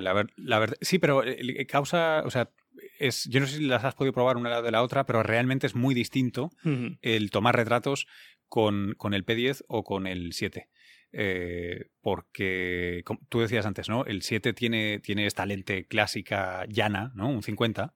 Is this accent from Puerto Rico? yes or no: no; Barcelona, Catalonia, Spain; now in New York, United States; yo además soy originalmente catalán, soy de Barcelona